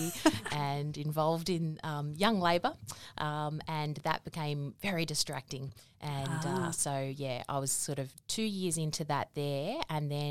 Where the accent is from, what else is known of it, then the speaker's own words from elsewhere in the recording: Fairfield, New South Wales, Australia; So born in Fairfield, grew up there, went to school in Merrylands.